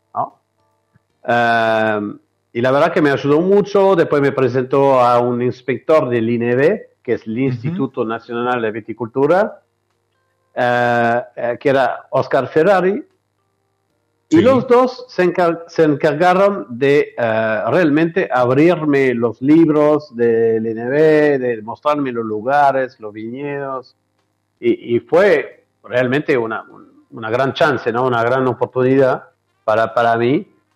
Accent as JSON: {"language": "Spanish", "town": "Bordeaux", "region": "Nouvelle-Aquitaine", "country": "France", "tie": "born or raised there", "second_language": "Spanish", "moved": "as an adult", "said": "donde eh, me crié, que es en Francia, en Bordeaux"}